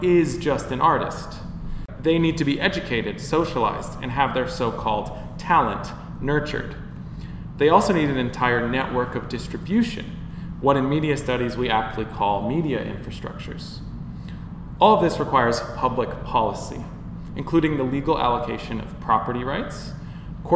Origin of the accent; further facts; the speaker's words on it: United States; now in Bristol, United Kingdom; as an American sitting in Bristol